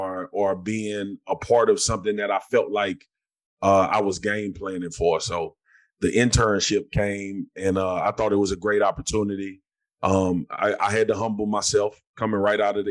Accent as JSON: {"language": "English", "town": "Baton Rouge", "region": "Louisiana", "country": "United States", "tie": "born or raised there", "said": "I grew up in Scotlandville, Louisiana"}